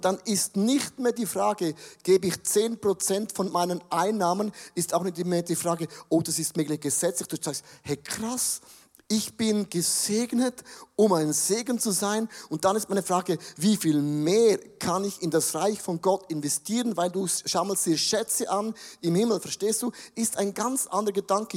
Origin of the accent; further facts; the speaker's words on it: Buchs, St. Gallen, Switzerland; Ich komme aus Bux, aus dem Rheintal, ich kenne die drei Berge und die sieben Zwergen